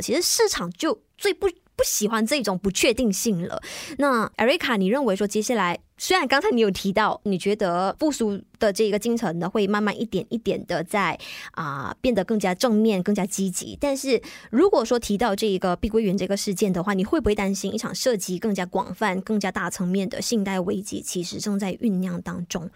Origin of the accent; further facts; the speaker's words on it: Malaysia; 但是我们作为大马人